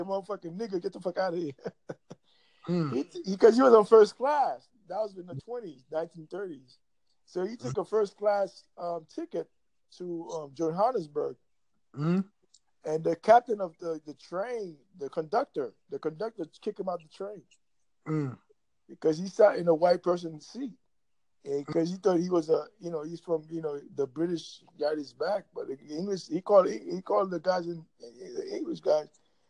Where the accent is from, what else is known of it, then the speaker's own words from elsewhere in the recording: New York City, New York, United States; I grew up in New York City.